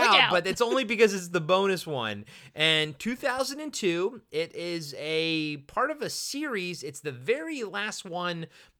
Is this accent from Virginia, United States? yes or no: no; Maryland, United States; I've never actually been to Long Island, even though I grew up in Maryland. I didn't go to New York a lot to visit.